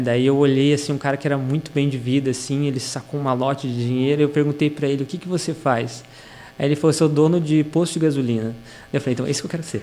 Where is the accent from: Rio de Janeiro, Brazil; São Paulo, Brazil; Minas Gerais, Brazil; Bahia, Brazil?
São Paulo, Brazil; moved away as an adult; also born or lived in Ceará, Brazil; now in Novo Hamburgo, Brazil; eu morei em São Paulo dos seis anos até os 20